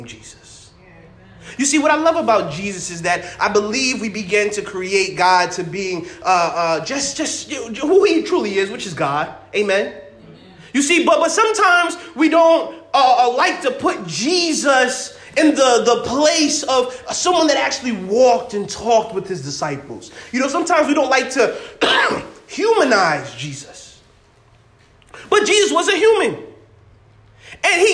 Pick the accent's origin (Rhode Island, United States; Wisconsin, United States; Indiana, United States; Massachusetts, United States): Massachusetts, United States; I'm from Massachusetts